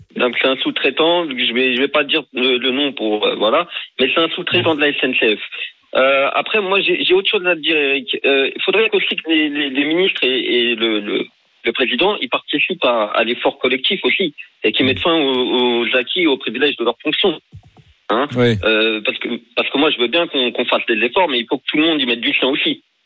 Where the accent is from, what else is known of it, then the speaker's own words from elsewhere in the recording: France; Moi, je, vis en mhm. France, euh, j'ai grandi en France